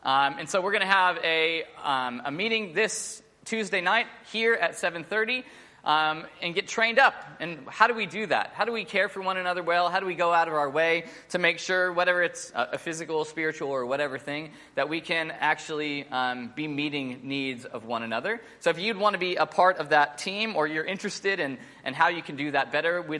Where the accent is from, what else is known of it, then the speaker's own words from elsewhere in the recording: United States; moved away as an adult; now in Sydney, Australia; I'm American, but I'm not really American. I'm Aussie, but I'm not really Aussie.